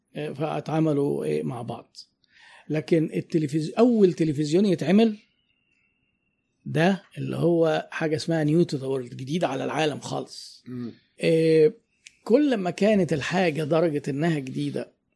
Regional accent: Egypt; احنا عندنا في مصر

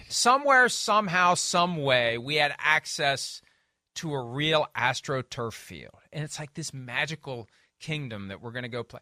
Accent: Wheeling, West Virginia, United States; as a kid growing up in Wheeling, West Virginia

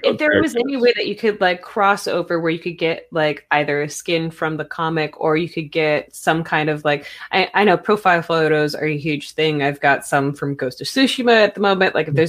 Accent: Arizona, United States; also born or lived in California / North Carolina; I'm from Arizona, so I completely cut off ties to that section of my life. But born in California, grew up a little bit in North Carolina

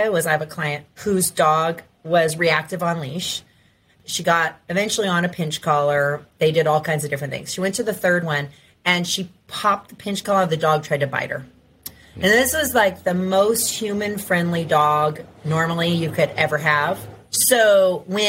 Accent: Ventura, California, United States; moved away; I grew up in Ventura, but I moved back.

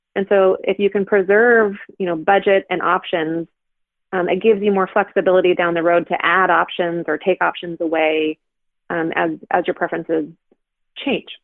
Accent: Pacific Northwest, United States; we are liberal folk from the Pacific Northwest

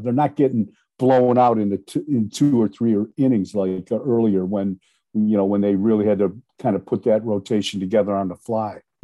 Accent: Milan, Ohio, United States; now in Idaho, United States; I grew up there in Milan, Ohio, but I now live out in Idaho. I've been here for 40 years

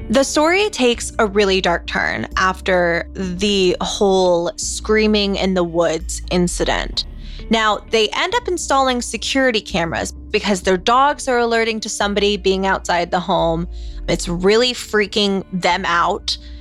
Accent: the South, United States; I am from the South, yeehaw, and my parents always worked in a church growing up

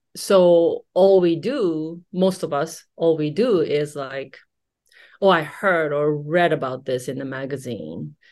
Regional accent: Japan; growing up in Japanese society

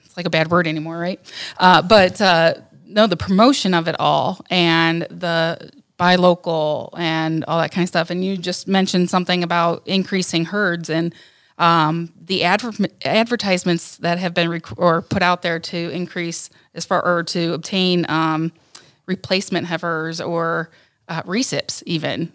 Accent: Northern Ohio, United States; I'm from Northern Ohio

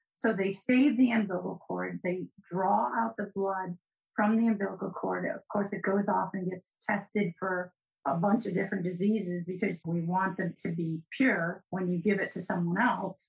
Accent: New England, United States; I'm from New England

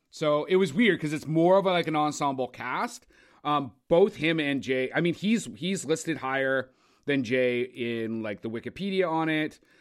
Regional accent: Cambridge, Ontario, Canada; we're from Cambridge

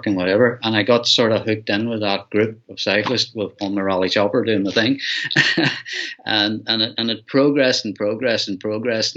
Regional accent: Donegal, Ulster, Ireland; also born or lived in Dublin; I grew up in Donegal. I was actually born in Dublin, and I grew up in Donegal

